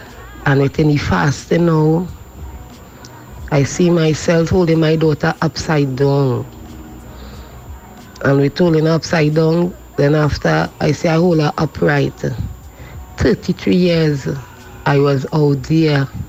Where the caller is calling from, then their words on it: Maloney, Trinidad & Tobago; I'm calling from Maloney.